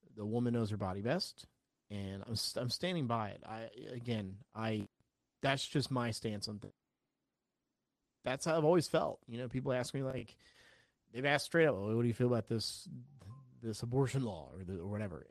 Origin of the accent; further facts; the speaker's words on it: South Carolina, United States; also born or lived in New Jersey; I obviously was born in New Jersey, but I grew up in South Carolina.